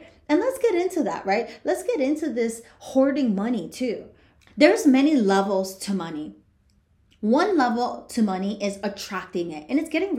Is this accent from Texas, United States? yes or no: no; Union City, New Jersey, United States; I grew up in Union City, New Jersey, and I saw lots of poverty